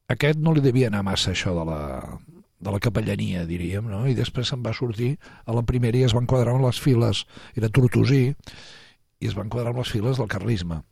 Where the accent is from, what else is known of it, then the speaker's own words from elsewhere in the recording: Catalonia, Spain; els que som catalans